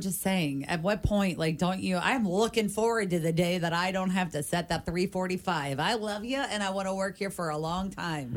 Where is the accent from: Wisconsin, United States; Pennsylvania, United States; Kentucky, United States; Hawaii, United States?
Kentucky, United States; Covington; also born or lived in Ohio; I was born ish here, but raised here 100%. Like, you know, grew up in Covington. I've lived in Kentucky my whole life.